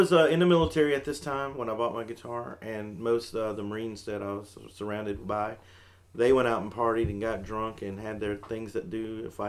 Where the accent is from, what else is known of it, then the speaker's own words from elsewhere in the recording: Aberdeen, Scotland, United Kingdom; Aberdeen being my hometown, and I hardly get a chance to even go there anymore because I'm so busy